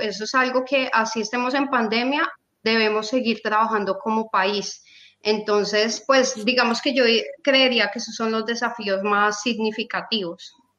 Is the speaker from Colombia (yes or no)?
yes; Colombia; nosotros como colombianos lo hemos vivido